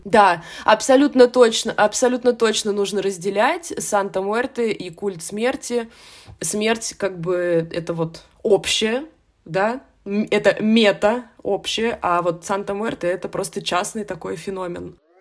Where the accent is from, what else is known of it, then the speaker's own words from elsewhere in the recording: Russia; мы вот туристы из России